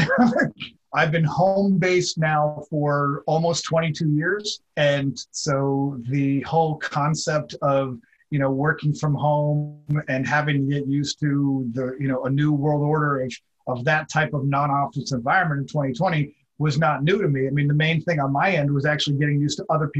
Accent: Mill Valley, California, United States; moved away as an adult; also born or lived in New York City area (born) / Boston; I grew up outside of San Francisco in a town called Mill Valley, California

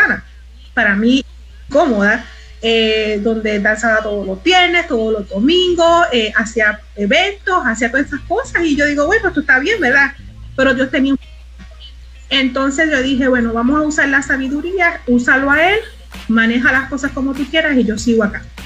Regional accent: Mayagüez, Puerto Rico; moved away as an adult; also born or lived in Aguadilla, Puerto Rico / Isabela, Puerto Rico; now in Texas, United States; soy puertorriqueña, el que me conoce, de mi isla hermosa. Vivo en Texas actualmente. Eh, nací en Mayagüez, Puerto Rico

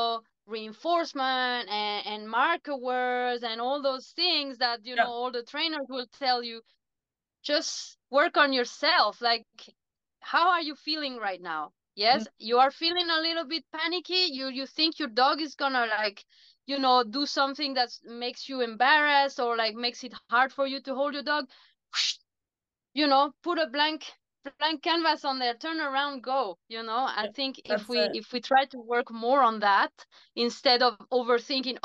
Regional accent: Chile; moved away; I come from Chile

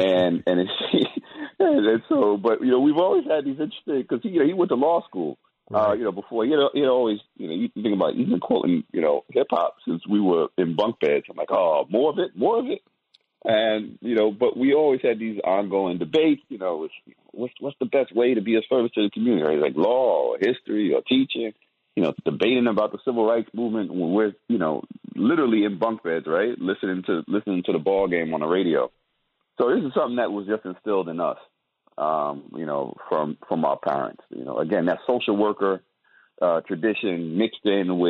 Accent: New York City, New York, United States; moved away as an adult; also born or lived in Atlanta; I grew up in Brooklyn, New York, as you noted, coming of age in 1980s

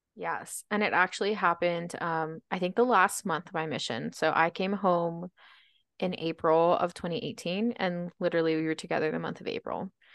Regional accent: Baltimore, Maryland, United States; now in Utah, United States; I was born and raised in Baltimore, Maryland

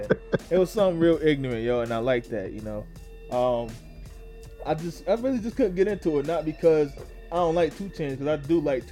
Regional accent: the North, Northeast, United States; I'm from the North. I'm from, you know, I-95 North

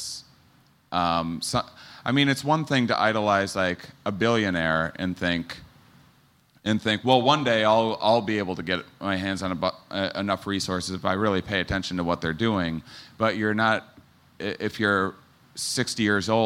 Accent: Wisconsin, United States; I'm from Wisconsin

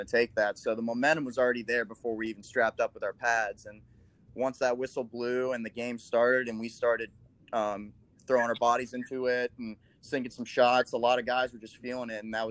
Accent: Midwest, United States; we were definitely counted as the underdog because we're from the Midwest.

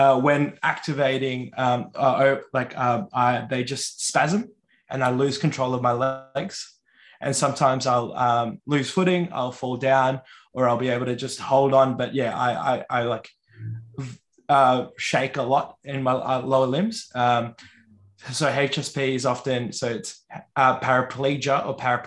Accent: Yorta Yorta land, Victoria, Australia; moved away as an adult; also born or lived in Wurundjeri country (Melbourne area); now in Melbourne, Australia; I was raised on Yorta Yorta land, but now reside in Wurundjeri country.

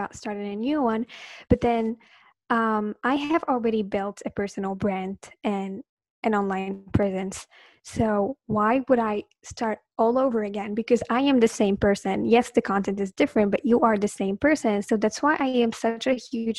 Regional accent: Morocco; English is a second language; I am from Morocco

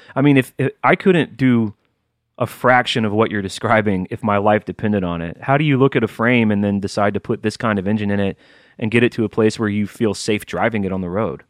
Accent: Alabama, United States; growing up in Alabama

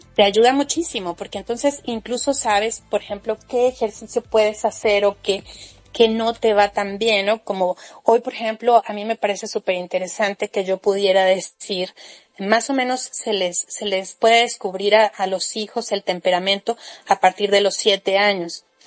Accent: Mexico; yo soy mexicana

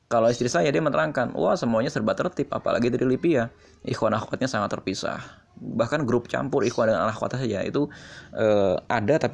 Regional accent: East Jakarta, Jakarta, Indonesia; karena tingkatnya beda daerahnya juga berbeda saya dari Jakarta Timur istri saya dari Jakarta Selatan

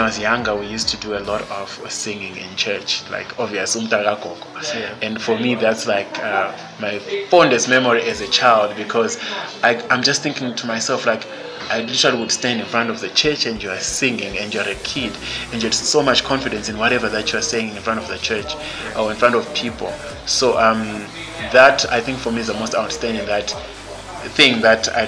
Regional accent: Zimbabwe; also born or lived in Senegal

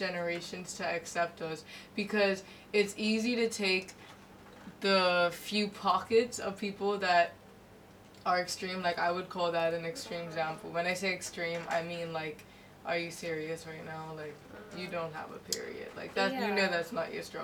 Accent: Bermuda; now in Hong Kong; I'm from Bermuda

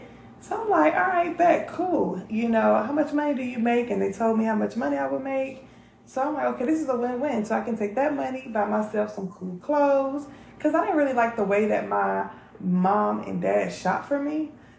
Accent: North Carolina, United States; also born or lived in Maryland; So I'm from North Carolina and originally, but I also like to say that I'm from Maryland. So I grew up in the projects in North Carolina.

